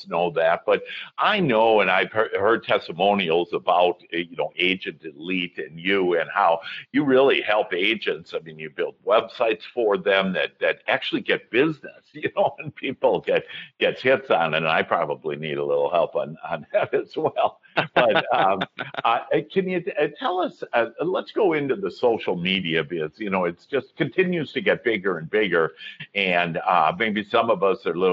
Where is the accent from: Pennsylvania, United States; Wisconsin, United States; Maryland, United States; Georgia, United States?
Wisconsin, United States; now in Dallas, United States; I was from Wisconsin. And in Wisconsin right now in January, we would be, my dad would drag me out ice fishing on a lake